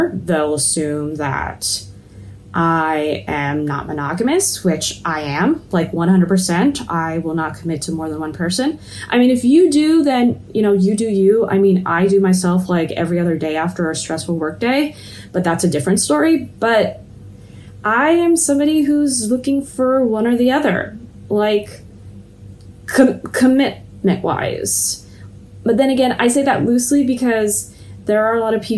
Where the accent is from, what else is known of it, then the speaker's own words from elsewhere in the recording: Los Angeles, California, United States; moved away as an adult; also born or lived in Yantai; now in Shenzhen, China; I am originally from Los Angeles in the US